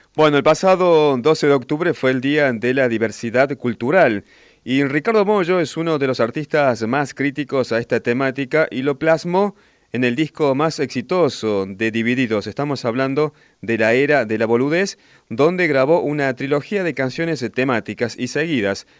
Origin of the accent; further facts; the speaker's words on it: Misiones, Argentina; also born or lived in Córdoba, Argentina; now in Chubut, Argentina; Soy misionero de origen y hace 11 años que estoy acá en la Patagonia